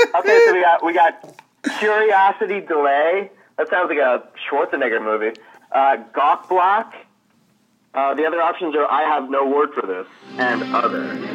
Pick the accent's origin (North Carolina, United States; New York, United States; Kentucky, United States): New York, United States; I am from New York.